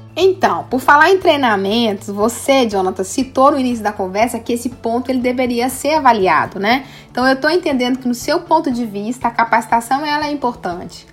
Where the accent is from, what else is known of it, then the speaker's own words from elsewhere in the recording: Minas Gerais, Brazil; Eu sou de Minas